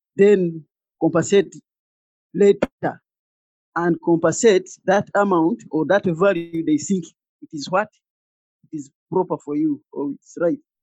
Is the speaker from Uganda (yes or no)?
yes; Central Region, Uganda; I'm from Uganda in East Africa.